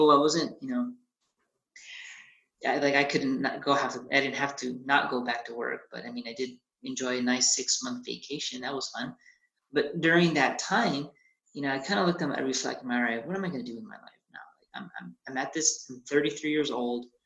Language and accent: English; United States; i'm i'm a mexican american right? I'm, I was born in America but definitely Mexican parts. So uh, I love like my Hispanic culture uh, or my, my Mexican culture. Both my parents immigrated from from Mexico, came to the states. I was born here